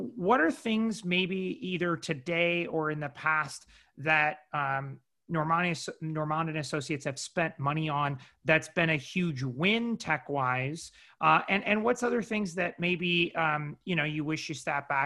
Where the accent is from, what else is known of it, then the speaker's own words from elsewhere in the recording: Midwest, United States; moved away as an adult; now in Los Angeles, United States; I'm from the Midwest